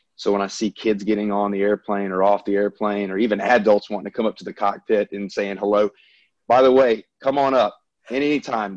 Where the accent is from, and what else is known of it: the South, United States; accent: Southern